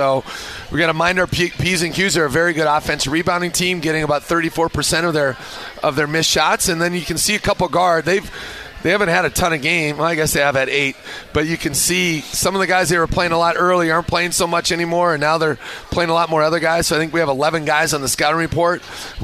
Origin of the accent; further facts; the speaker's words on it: Minnesota, United States; moved away; I grew up in Minnesota.